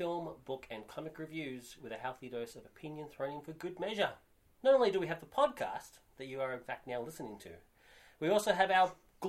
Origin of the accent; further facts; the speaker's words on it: Australia; I'm Australian